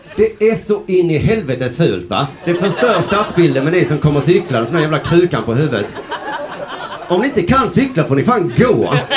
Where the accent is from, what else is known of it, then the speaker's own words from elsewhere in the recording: Sweden; Vi i Sverige